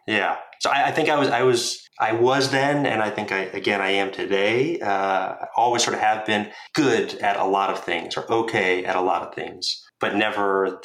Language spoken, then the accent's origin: English; Northeast, United States; Growing up in the Northeast in a suburban middle-class town, I had about as normal, stereotypical life you could expect.